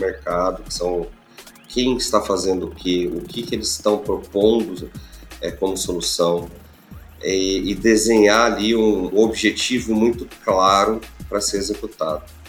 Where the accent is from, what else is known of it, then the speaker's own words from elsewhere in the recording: Goiás, Brazil; Eu é sou de Goiás, do, do interior do país